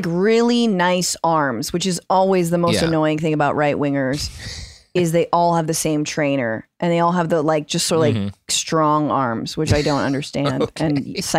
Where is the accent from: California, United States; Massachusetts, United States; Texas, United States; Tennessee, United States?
California, United States; Northern; as a native Californian myself, I mean, not like, you know, native to the land, but someone who's born and raised in California, obviously NorCal for life